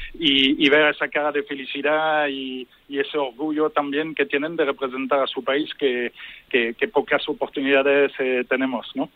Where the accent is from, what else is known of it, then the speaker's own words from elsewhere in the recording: Lille, Hauts-de-France, France; moved away; yo que soy de Lille también, francés.